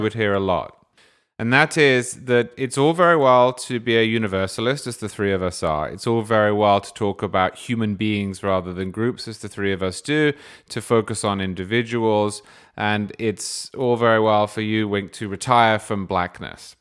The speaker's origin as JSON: {"language": "English", "region": "England", "country": "United Kingdom", "tie": "born or raised there", "said": "I grew up in England."}